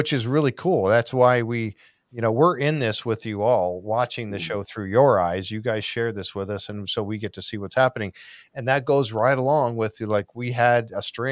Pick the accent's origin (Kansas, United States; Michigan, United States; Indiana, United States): Michigan, United States; Upper Peninsula of; I'm from the Upper Peninsula of Michigan, and I know cold